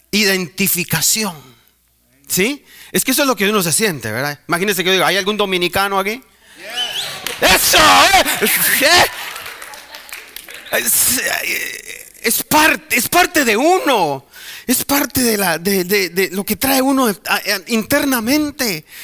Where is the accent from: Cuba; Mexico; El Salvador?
El Salvador; nosotros somos los de las pupusas. Nosotros somos los de la cumbia. O sea, ese uh, es, yo soy salvadoreño.